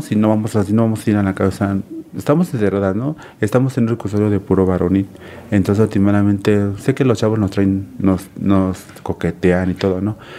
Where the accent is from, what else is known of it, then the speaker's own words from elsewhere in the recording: Cuernavaca, Morelos, Mexico; Yo soy de aquí, de Cuernavaca, Morelos